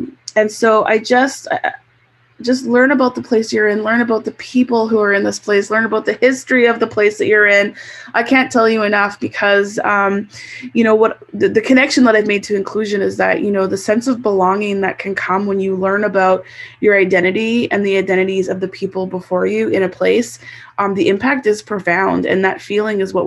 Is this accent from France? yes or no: no; Edmonton, Alberta, Canada; moved away as an adult; also born or lived in British Columbia; I grew up in Northside Edmonton